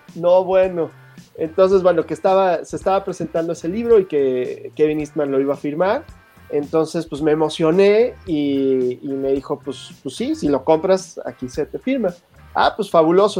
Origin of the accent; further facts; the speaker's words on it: Mexico; pues de México